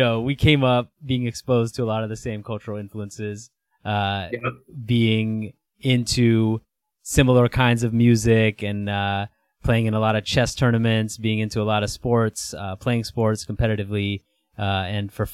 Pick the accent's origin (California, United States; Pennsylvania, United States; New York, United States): California, United States; Santa Cruz; We grew up together in Santa Cruz